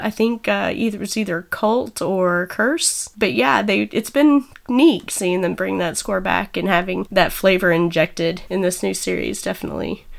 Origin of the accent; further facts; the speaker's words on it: Snyder, Texas, United States; I come from Snyder, Texas